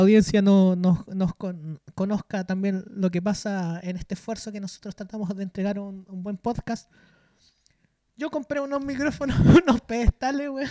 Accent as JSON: {"language": "Spanish", "country": "Chile", "said": "los chilenos que estamos todos los días movilizándonos"}